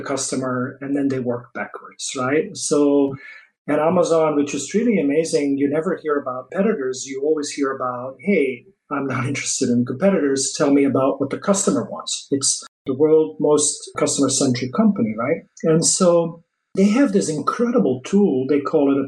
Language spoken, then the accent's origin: English; Belgium; first language Dutch; English is a second language; moved away as an adult; also born or lived in Paris, France; now in United States; I'm not originally from the US. I moved from Belgium to the US in end of 2003.